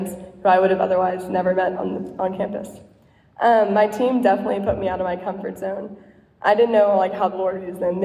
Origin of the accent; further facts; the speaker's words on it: Highland Park, Texas, United States; moved away as an adult; now in Austin, United States; I came from Highland Park